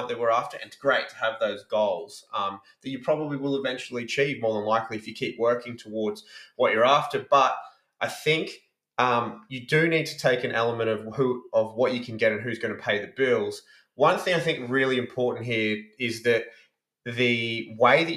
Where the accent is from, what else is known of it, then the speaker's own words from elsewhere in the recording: Brisbane, Queensland, Australia; moved away; I grew up in Brisbane